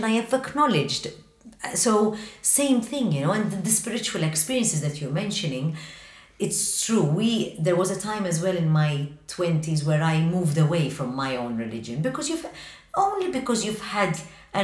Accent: Malta; I love being Maltese Mediterranean

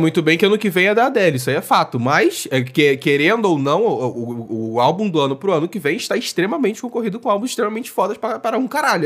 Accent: Niterói, Rio de Janeiro, Brazil; cidade vizinha de Niterói, da onde eu sou.

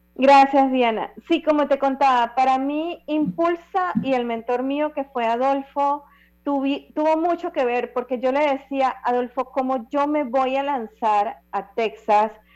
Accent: Las Tablas, Los Santos, Panama; en mi tierra santeña en las tablas

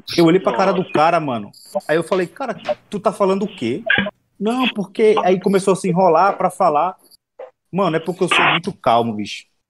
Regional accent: Northeast Region, Brazil; eu sou do Nordeste

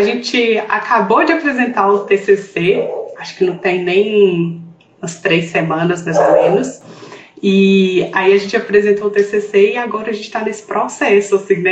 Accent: interior of Minas Gerais, Brazil; accent: mineira; moved away as an adult; nós duas somos do interior de Minas

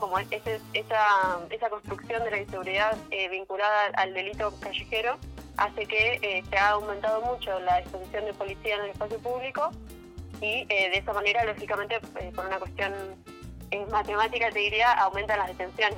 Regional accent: Neuquén, Argentina; yo soy neuquina

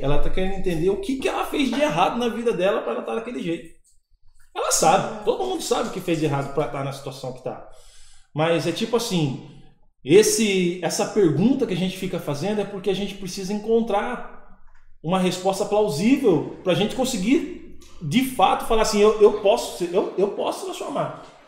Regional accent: Piracicaba, São Paulo, Brazil; Eu sou de Piracicaba

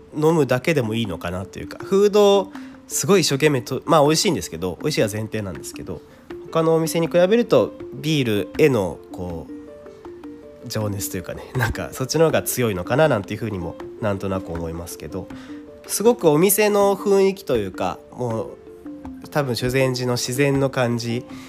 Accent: Kawasaki, Kanagawa, Japan; 僕の地元、まあ、駅が ジェイアール 南部線の鹿島田駅とか、横須賀線の新川崎駅っていうとこ、僕家近いんですけど

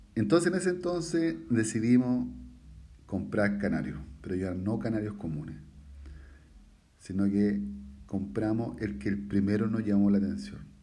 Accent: Santiago, Santiago Metropolitan Region, Chile; also born or lived in La Pintana; yo soy chileno, tengo 41 años

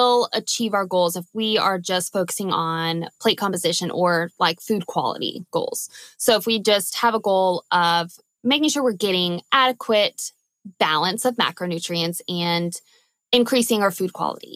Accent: Louisiana, United States; now in Oklahoma, United States; I'm from Louisiana where we have hot and muggy, and then we have like cool and humid

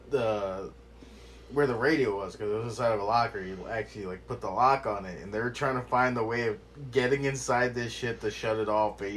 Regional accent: United States; I have an accent. I'm American.

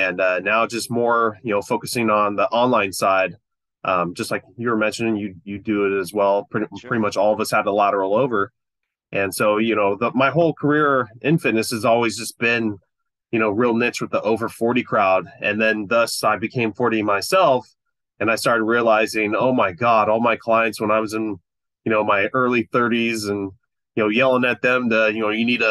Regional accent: Fresno, California, United States; also born or lived in Long Beach, California; I grew up here in California, Central California

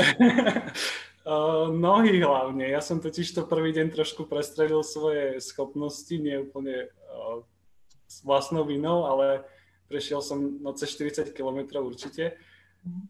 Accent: Dolný Kubín, Žilina Region, Slovakia; moved away as an adult; now in Brno, Czech Republic; pochádzam z Dolného Kubína

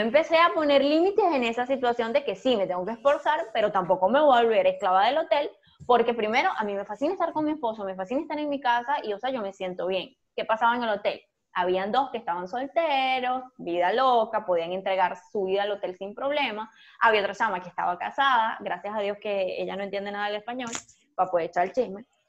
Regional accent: Venezuela; moved away; La gente cuando descubría mi, acento, entonces me preguntaba de dónde eres, y cuando le decía Venezuela

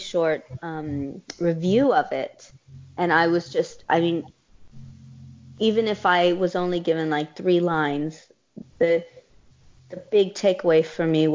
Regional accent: San Antonio, Texas, United States; moved away; I'm from San Antonio

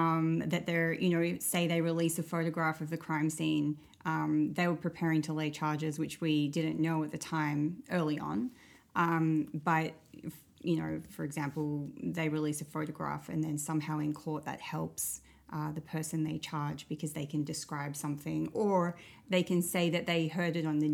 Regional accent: Australia; moved away as an adult; now in Saskatoon, Canada; I'm from Australia.

